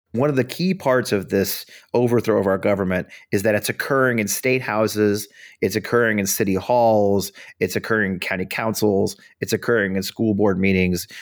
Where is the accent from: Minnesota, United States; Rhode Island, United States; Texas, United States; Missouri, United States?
Missouri, United States; St. Louis; moved away as an adult; also born or lived in Richmond, Virginia; I grew up outside of Saint Louis, Missouri